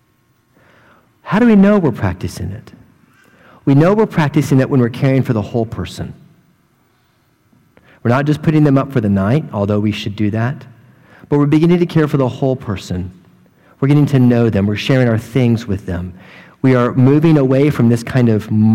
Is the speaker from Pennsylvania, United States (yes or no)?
no; hometown with Sheppard Air Force Base, Texas, United States; moved away; the German flight squadron in my hometown who all come to this Air Force base called Shepherd